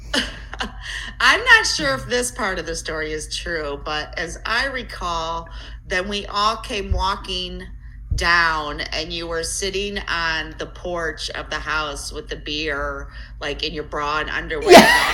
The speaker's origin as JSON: {"language": "English", "town": "Elyria", "region": "Ohio", "country": "United States", "tie": "born or raised there", "said": "I grew up on the uh, west side of Cleveland, Elyria."}